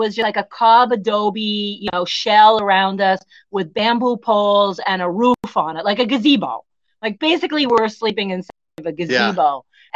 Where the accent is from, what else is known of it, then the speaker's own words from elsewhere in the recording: United States; moved away; I'm American